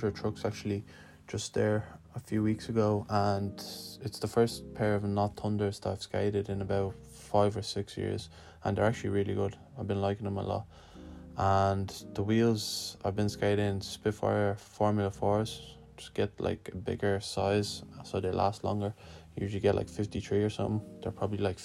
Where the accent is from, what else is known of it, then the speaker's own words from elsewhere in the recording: Lithuania; now in Dublin, Ireland; I'm originally from Lithuania, but I live in Dublin